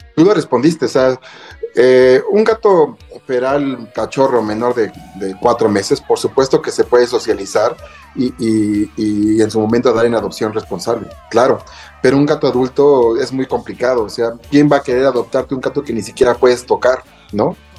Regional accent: Mexico; como buenos mexicanos

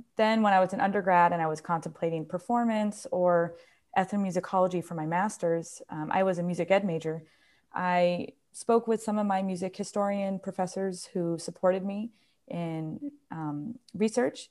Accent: New York, United States; moved away; I'm from New York

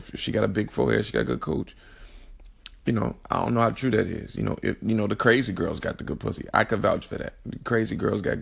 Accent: Chicago, Illinois, United States; I'm from Chicago

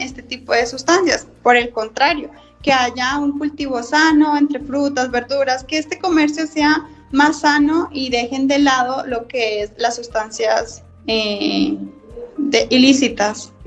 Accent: Colombia; now in Mexico; yo también soy colombiana, entonces, de acuerdo a mi experiencia, a mi estadía aquí en México

